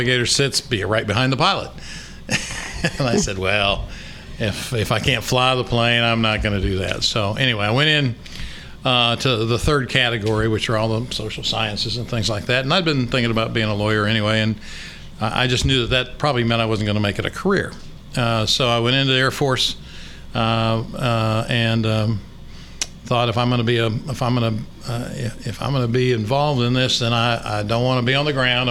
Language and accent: English; Cedar Rapids, Iowa, United States; moved away as an adult; also born or lived in Minnesota / Fayetteville, Arkansas; now in Little Rock, United States; I grew up in Cedar Rapids, Iowa